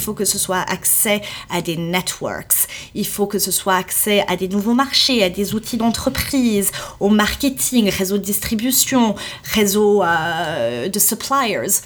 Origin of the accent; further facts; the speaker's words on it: Switzerland; moved away as an adult; also born or lived in Saudi Arabia / Bahrain; je suis suisse à la base